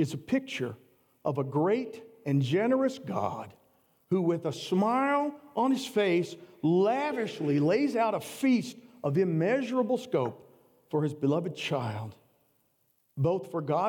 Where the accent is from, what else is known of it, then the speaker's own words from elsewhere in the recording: the South, United States; I grew up in the South